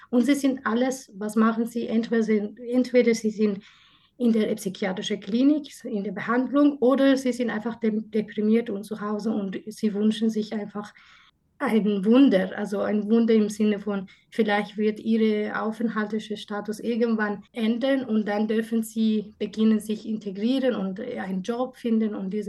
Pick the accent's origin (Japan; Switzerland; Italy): Switzerland; Also ich bin ja auch Schweizerin, wie gesagt.